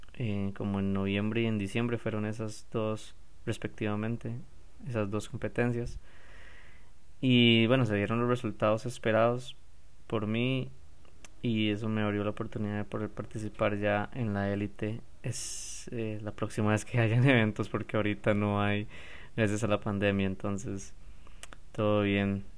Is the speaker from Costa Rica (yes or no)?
yes; San José, Costa Rica; yo soy de San José, yo no, voy no vivo en la playa